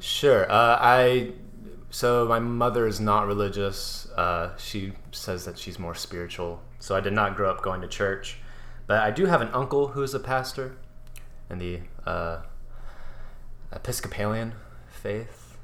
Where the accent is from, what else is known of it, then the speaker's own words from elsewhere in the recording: Katy, Texas, United States; also born or lived in Louisiana; so we moved back to Katy, Texas, and um, in the middle of eighth grade.